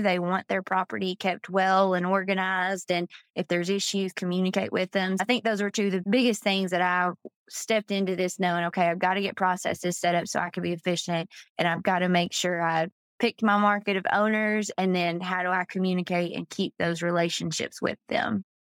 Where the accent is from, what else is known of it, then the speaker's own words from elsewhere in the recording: Georgia, United States; moved away as an adult; now in Florida, United States; I'm originally from Georgia